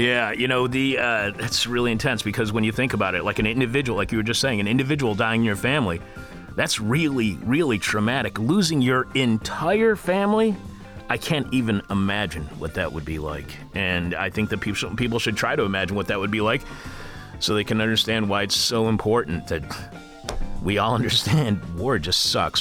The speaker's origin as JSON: {"language": "English", "town": "Eastpointe", "region": "Michigan", "country": "United States", "tie": "born or raised there", "moved": "yes", "said": "when I was growing up in East Detroit, right across the street, right across Eight Mile from Detroit"}